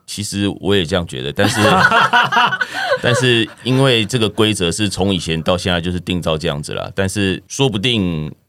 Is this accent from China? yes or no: no; Taiwan; 在台湾是比较少见的这样